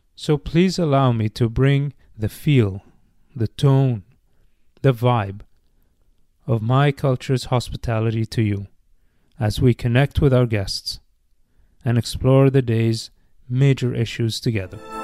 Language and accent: English; Bahrain; moved away as an adult; now in United States; As a kid growing up in Bahrain